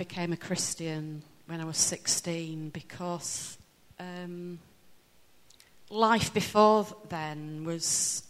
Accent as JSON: {"language": "English", "town": "Ryhill", "region": "Yorkshire and the Humber", "country": "United Kingdom", "said": "I come from a small village halfway between Barnsley and Wakefield called Rye Hill."}